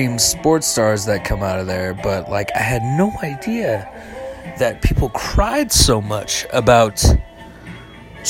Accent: Northern Nevada, United States; I'm from Northern Nevada

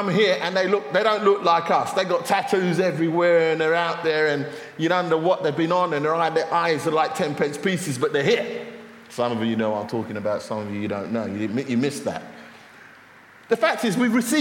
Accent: London, United Kingdom; now in Luton, United Kingdom; I come from North London, I come from Finsbury Park, which is culturally quite diverse

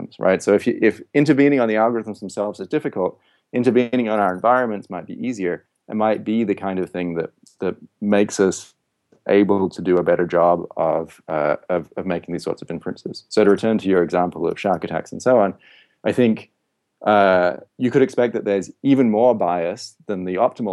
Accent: Western Australia, Australia; I grew up in Western Australia

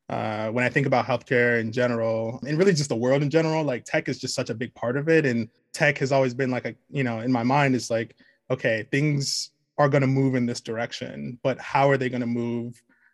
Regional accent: Nigeria; it's like I'm Nigerian, and I had the opportunity to go back to Nigeria when I was a kid

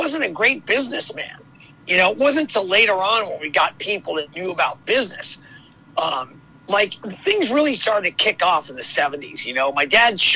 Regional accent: Los Angeles, California, United States; I was born and raised in Hollywood, California

